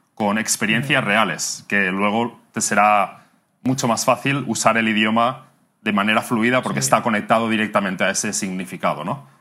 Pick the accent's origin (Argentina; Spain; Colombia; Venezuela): Spain; near Barcelona, Catalonia; moved away as an adult; now in Bangkok, Thailand; Soy de cerca de Barcelona. Soy catalán.